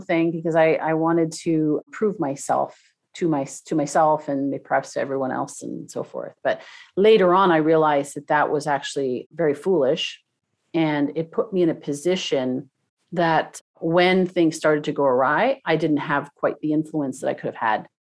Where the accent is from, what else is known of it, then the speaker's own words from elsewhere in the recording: Toronto, Ontario, Canada; now in Southern California, United States; I grew up in, in Toronto